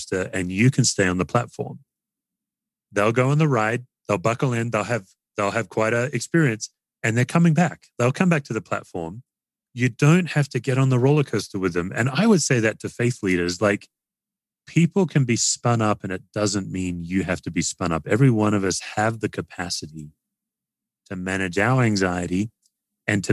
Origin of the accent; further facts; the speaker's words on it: Australia; now in United States; I'm an Aussie